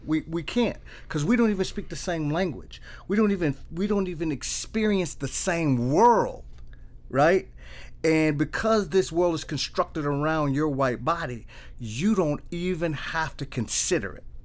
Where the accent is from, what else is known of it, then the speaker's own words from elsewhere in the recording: Milwaukee, Wisconsin, United States; I was born and raised in the east side of Milwaukee.